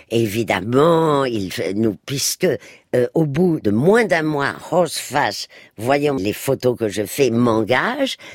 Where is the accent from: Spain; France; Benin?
Spain; moved away; moi qui ai passé mon enfance en Espagne